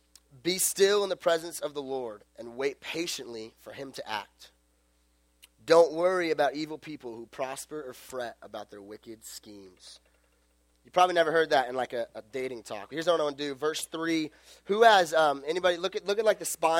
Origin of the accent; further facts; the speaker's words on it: Las Vegas, Nevada, United States; I'm from Las Vegas.